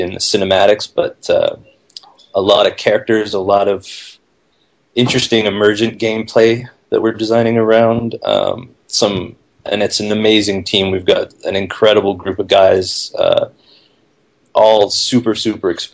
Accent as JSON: {"language": "English", "town": "Vancouver", "region": "British Columbia", "country": "Canada", "said": "I'm originally from Vancouver, Canada."}